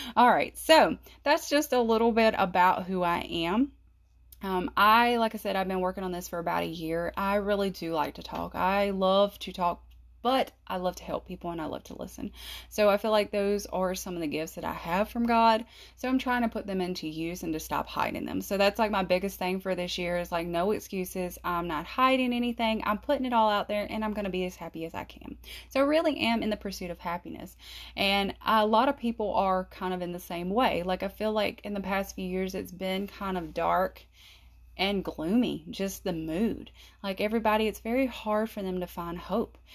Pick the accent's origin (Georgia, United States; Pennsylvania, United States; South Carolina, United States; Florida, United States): South Carolina, United States; I'm from South Carolina